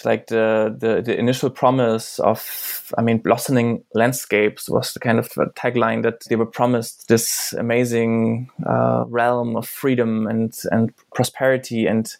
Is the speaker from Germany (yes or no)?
yes; East Germany, Germany; English is a second language; in the part where I grew up in, I come from Eastern Germany, was post-socialist.